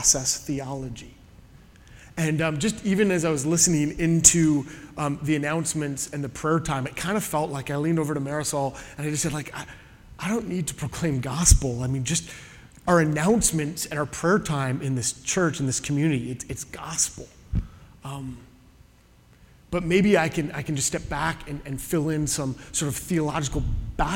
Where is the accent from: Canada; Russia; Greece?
Canada; now in Southern California, United States; I am a Canadian in exile